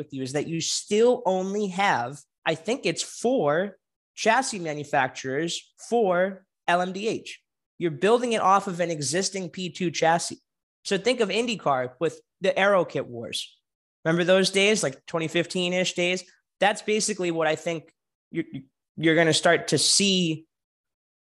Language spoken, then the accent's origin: English; United States; as an American